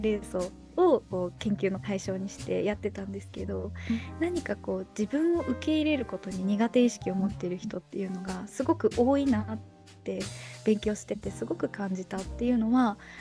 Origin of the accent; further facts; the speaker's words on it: Niigata, Japan; 地元が新潟なので